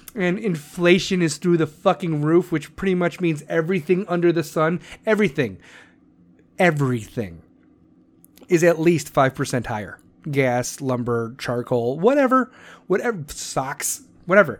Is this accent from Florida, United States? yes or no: no; Chicago, Illinois, United States; accent: Chicago; I'm from Chicago